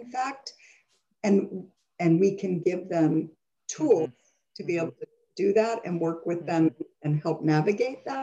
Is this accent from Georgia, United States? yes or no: no; Rochester, New York, United States; I grew up in Rochester, New York